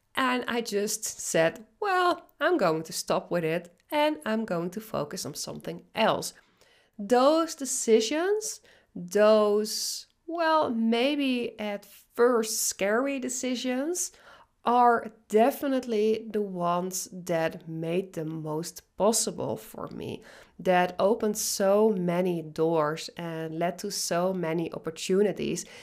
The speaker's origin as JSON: {"language": "English", "country": "Netherlands", "second_language": "English", "moved": "as an adult", "lives_now": "British Columbia, Canada", "said": "I'm Dutch, I'm originally from the Netherlands"}